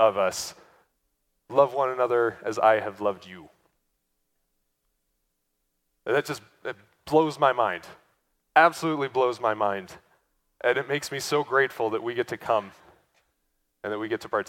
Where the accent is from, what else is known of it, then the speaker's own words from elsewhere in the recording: United States; as American Christians